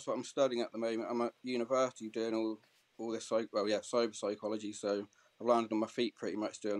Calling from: South West England, United Kingdom; Dorset in the south coast of England.

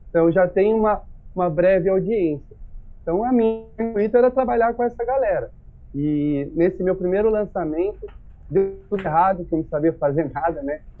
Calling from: São José do Rio Preto, São Paulo, Brazil; Bom, eu sou aqui de São José do Rio Preto, São Paulo, interior

